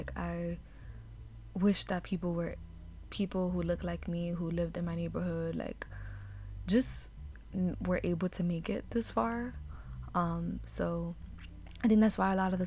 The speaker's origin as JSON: {"language": "English", "town": "New York City", "region": "New York", "country": "United States", "tie": "born or raised there", "said": "growing up in New York City, growing up in Harlem"}